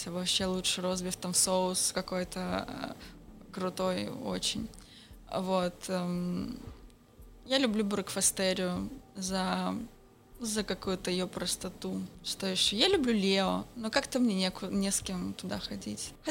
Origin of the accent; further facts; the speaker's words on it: Petropavlovsk-Kamchatsky, Kamchatka Krai, Russia; А я детство провела на Камчатке, Петропавловск-Камчатский, вечный снег.